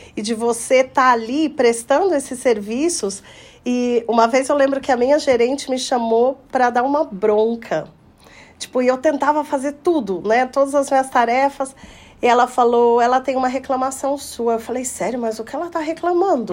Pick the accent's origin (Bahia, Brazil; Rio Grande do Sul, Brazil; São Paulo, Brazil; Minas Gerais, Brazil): Minas Gerais, Brazil; Poços de Caldas; aqui em Poços de Caldas, na minha terra natal